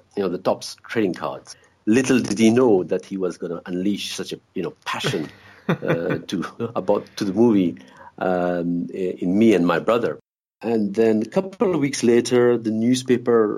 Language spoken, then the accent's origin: English; Brussels, Brussels-Capital Region, Belgium; growing up in Brussels.